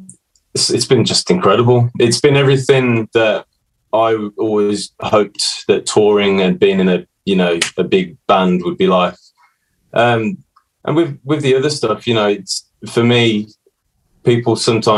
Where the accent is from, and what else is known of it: Birmingham, West Midlands, United Kingdom; born or raised there